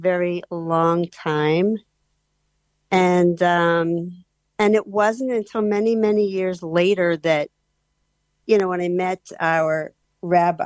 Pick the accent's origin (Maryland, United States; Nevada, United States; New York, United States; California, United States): Nevada, United States; Las Vegas; moved away as an adult; now in Israel; I was born and raised in Las Vegas, and I was the only Jew in my school.